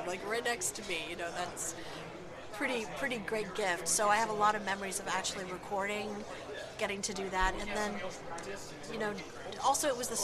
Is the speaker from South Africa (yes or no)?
no; England, United Kingdom; I am English. I was born and raised in England